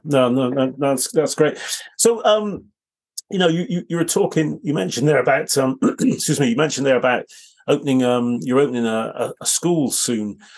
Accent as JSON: {"language": "English", "town": "Bristol", "region": "South West England", "country": "United Kingdom", "tie": "born or raised there", "said": "I grew up in Bristol"}